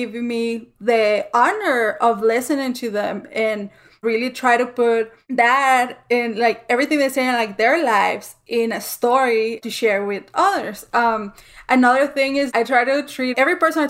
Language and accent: English; El Paso, Texas, United States; we're all from El Paso and, like, we're all from the same city and, like, we know the same streets